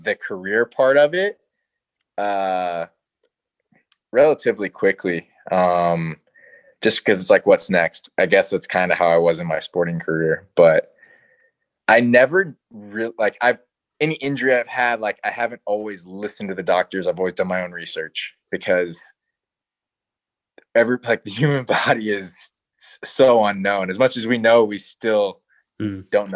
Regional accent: Chicago, Illinois, United States; moved away; I'm from Chicago originally

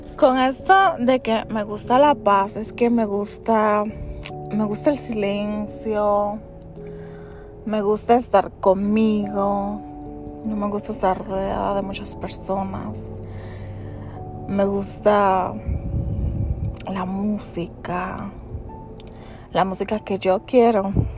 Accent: United States; soy de origen dominicano. Nací en, Estados Unidos. Vivo actualmente en los Estados Unidos.

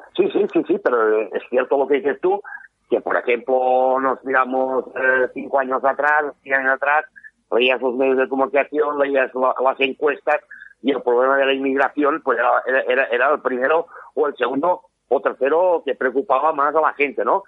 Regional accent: Catalonia, Spain; los que somos de Cataluña, yo te puedo decir que me miro evidentemente TV3

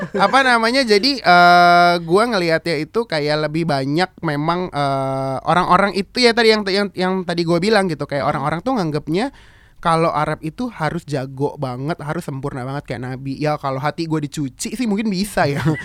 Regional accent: Jakarta, Indonesia; gue lahir di Jakarta gue digedein mm-hmm. juga dengan budaya Indonesia

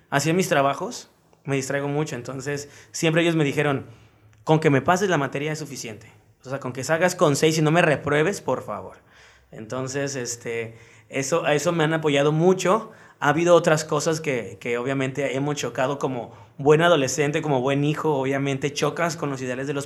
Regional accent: Acapulco, Guerrero, Mexico; Acapulqueño. ¿Toda tu vida aquí en Acapulco? Sí, sí, sí, sí toda mi vida aquí.

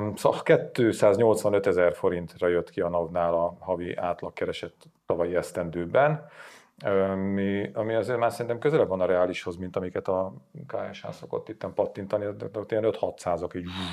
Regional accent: Sátoraljaújhely, Borsod-Abaúj-Zemplén, Hungary; moved away; az én hatalmas kis szülővárosomba

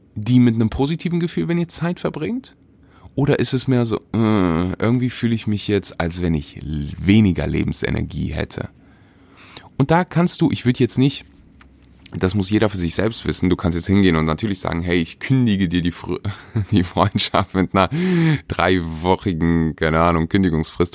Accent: Weeze, North Rhine-Westphalia, Germany; moved away; wo, wo ich aufgewachsen bin

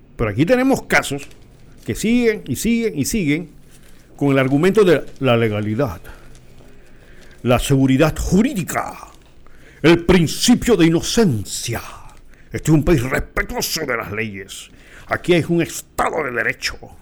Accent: Panama

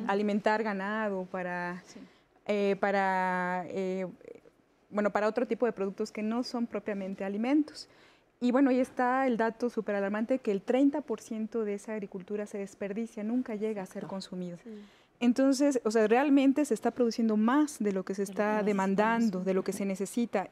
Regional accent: Mixteca Poblana, Puebla, Mexico; moved away as an adult; now in Mexico City, Mexico; yo soy de la Mixteca Poblana, que es una zona bastante árida.

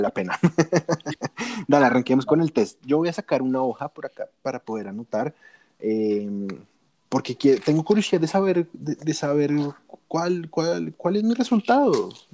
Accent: Colombia; aquí en, mi tierrita Colombia

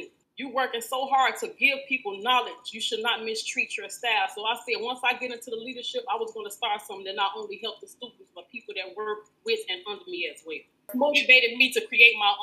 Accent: Chicago, Illinois, United States; I'm a product of Chicago Public Schools

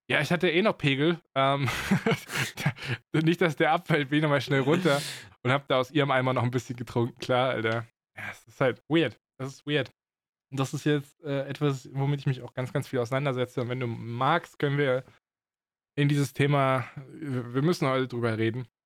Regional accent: Baden-Württemberg, Germany; accent: Swabian; schwäbeln. Es geht nur schwierig. Das ist, klingt komisch und fake. Und das ist es auch, weil ich meinen Dialekt halt ablege so.

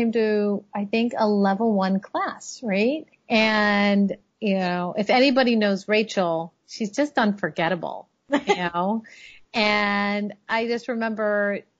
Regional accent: Miami, Florida, United States; also born or lived in Chicago; now in Washington, D.C., United States; I grew up in Miami

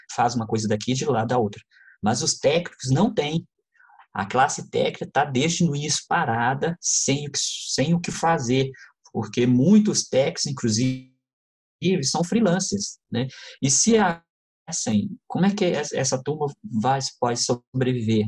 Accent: Contagem, Minas Gerais, Brazil; eu sou natural de Contagem

